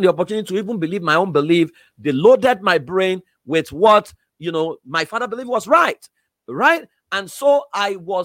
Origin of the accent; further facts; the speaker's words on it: Iworoko, Ekiti, Nigeria; I was exposed to Iworoko Ekiti.